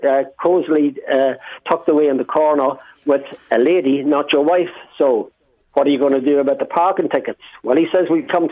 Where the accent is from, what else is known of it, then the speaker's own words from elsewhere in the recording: Ireland; we're from Ireland